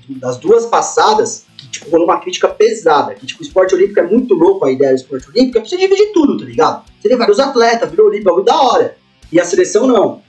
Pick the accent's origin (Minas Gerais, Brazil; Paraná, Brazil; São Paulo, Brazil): São Paulo, Brazil; Osasco; Osasco a gente mantém firme ainda aqui, nosso dialeto